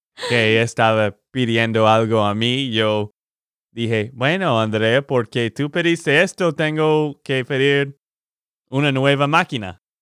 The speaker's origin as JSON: {"language": "Spanish", "region": "Texas", "country": "United States", "said": "de Texas, Estados Unidos"}